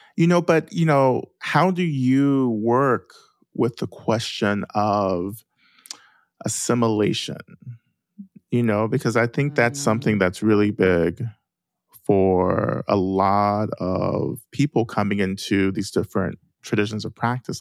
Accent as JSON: {"language": "English", "region": "North Georgia", "country": "United States", "tie": "born or raised there", "said": "I grew up in the South, right, in North Georgia"}